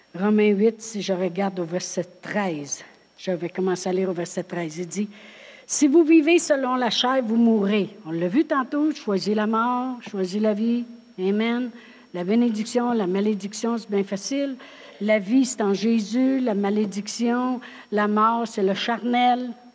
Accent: Drummondville, Quebec, Canada; moved away as an adult; also born or lived in New Brunswick; moi je viens de Drummondville

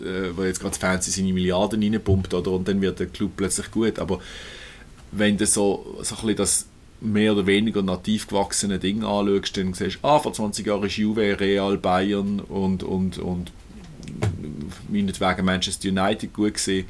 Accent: Basel, Basel-Stadt, Switzerland; moved away as an adult; ich bin aus Basel, hört man ja.

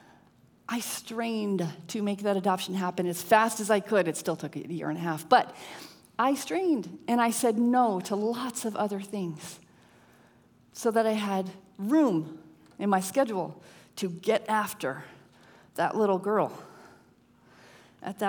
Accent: Connecticut, United States; My husband and I grew up in Connecticut

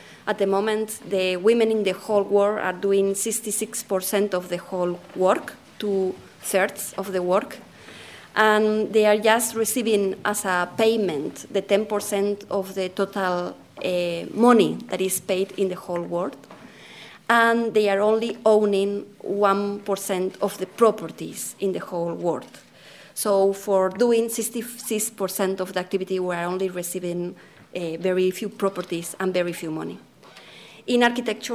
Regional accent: Spain; accent: Spanish; English is a second language; now in London, United Kingdom; My Spanish accent is coming with me everywhere I go

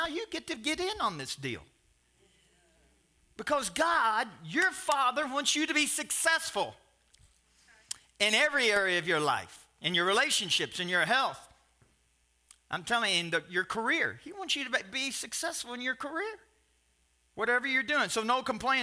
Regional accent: Kentucky, United States; I'm from Kentucky

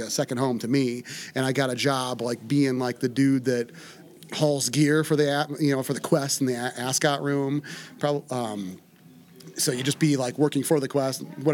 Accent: Iowa, United States; moved away as an adult; now in White Bear Lake, United States; I grew up in Iowa, went to school in Iowa City.

